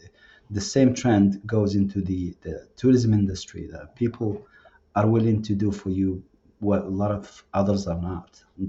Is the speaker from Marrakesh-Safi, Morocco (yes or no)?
yes; Marrakesh, Marrakesh-Safi, Morocco; accent: Marrakesh; now in United States; we are from Marrakesh, and comparing us or looking around, like in Morocco, when we talk to anybody from different cities, they know we are from Marrakesh because of our accent.